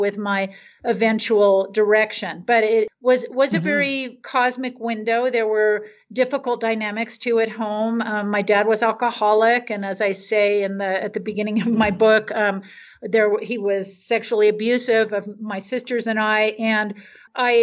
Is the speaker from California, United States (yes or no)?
yes; Marin County, California, United States; moved away as an adult; also born or lived in San Francisco, California; now in Mexico; I grew up in Marin County